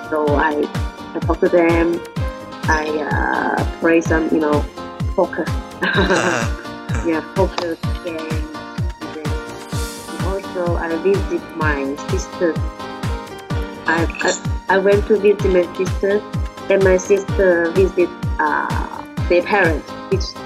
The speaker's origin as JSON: {"language": "English", "town": "Leizhou", "region": "Guangdong", "country": "China", "tie": "born or raised there", "second_language": "English", "moved": "as an adult", "lives_now": "Guangzhou, China", "said": "it's 500, 500 miles, uh, no, 500 kilo, kilometers from my hometown to Guangzhou."}